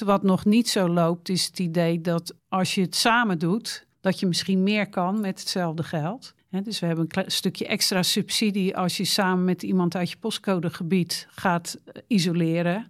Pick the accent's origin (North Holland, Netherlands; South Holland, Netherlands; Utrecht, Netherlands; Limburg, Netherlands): South Holland, Netherlands; Rotterdam; moved away as an adult; also born or lived in Dreischor, Schouwen-Duiveland; now in Schouwen-Duiveland, Netherlands; Ik kreeg werk in Middelburg en ik kom uit Rotterdam